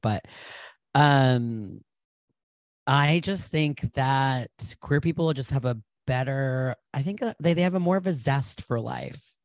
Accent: Providence, Rhode Island, United States; I was born in Providence, Rhode Island in 1989

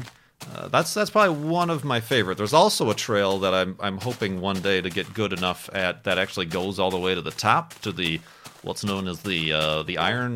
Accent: United States; as an American

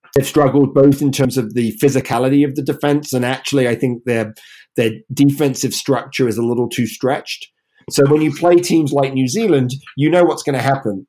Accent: England, United Kingdom; moved away as an adult; now in United States; we're here in the US. Obviously, I'm English

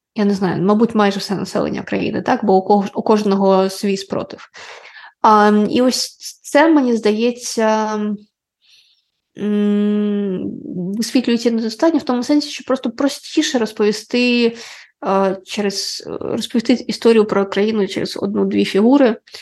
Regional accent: Ukraine; first language Russian; Ukrainian is a second language

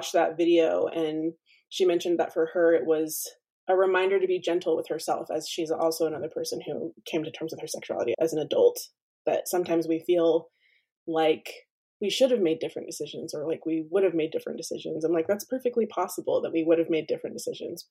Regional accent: Orem, Utah, United States; I am a second generation Mexican American, born and raised in Orem, Utah

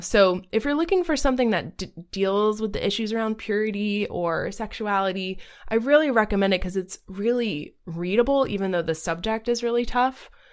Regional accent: Southeast Georgia, United States; I was very much a conservative person growing up in Southeast Georgia

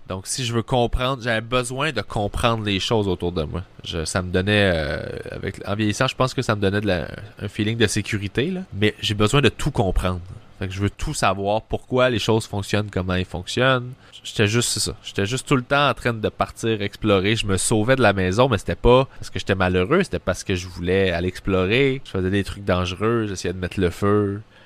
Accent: Sainte-Julie, Quebec, Canada; C'était dans une polyvalente à saint julie là où j'ai grandi

